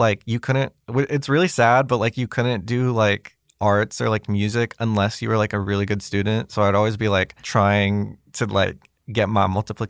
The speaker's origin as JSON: {"language": "English", "town": "Fresno", "region": "California", "country": "United States", "moved": "as an adult", "lives_now": "Los Angeles, United States", "said": "No, I just moved here like a few months ago. I'm actually from Fresno."}